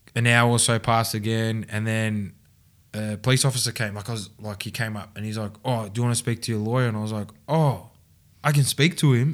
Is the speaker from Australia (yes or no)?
yes; Mulgrave, Victoria, Australia; I grew up and lived in Mulgrave